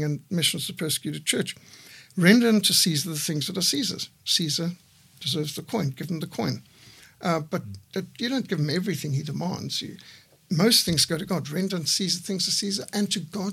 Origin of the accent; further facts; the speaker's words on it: Zimbabwe; I was brought up in Rhodesia in a secular home